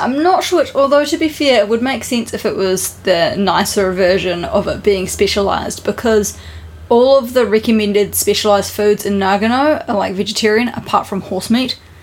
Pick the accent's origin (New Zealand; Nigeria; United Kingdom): New Zealand; now in Japan; we're from New Zealand